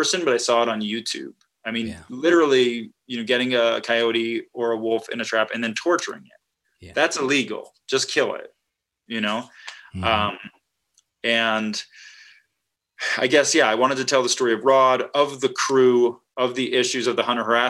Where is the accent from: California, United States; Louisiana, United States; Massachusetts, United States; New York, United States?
Massachusetts, United States; moved away; also born or lived in Wisconsin; I grew up in Massachusetts, so that maybe says something about me, but I've lived all over the country.